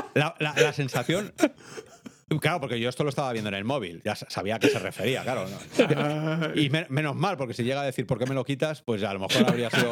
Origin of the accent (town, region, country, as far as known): Spain